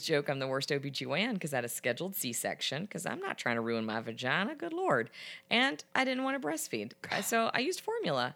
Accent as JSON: {"language": "English", "region": "the South", "country": "United States", "said": "I'm from the South."}